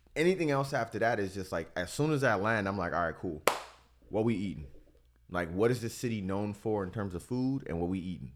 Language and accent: English; Miami, Florida, United States; now in Tampa, United States; I'm from Miami